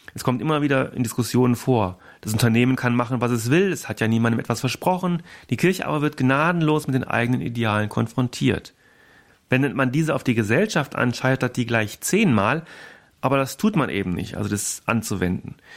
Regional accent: Germany; bei uns in Deutschland

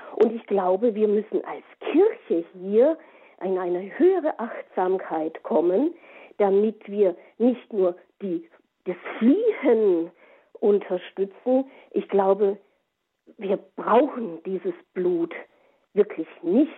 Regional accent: Germany; bei uns in Europa und Deutschland

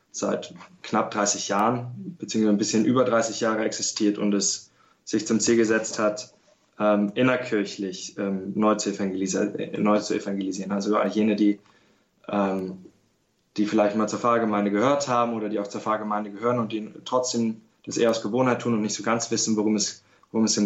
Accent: Berlin, Germany; Ja, ähm, ich bin katholisch aufgewachsen in Berlin

